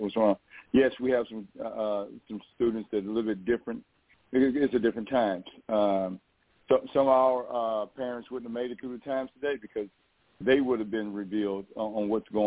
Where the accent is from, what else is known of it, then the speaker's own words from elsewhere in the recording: Michigan, United States; growing up in Michigan. Coming along in the 60s and the 70s